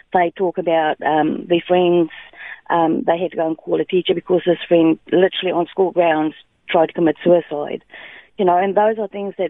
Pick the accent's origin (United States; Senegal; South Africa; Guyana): South Africa; also born or lived in New Zealand; now in Bunbury, Australia; We are originally from South Africa, and we've stayed in New Zealand for some time and now being in Australia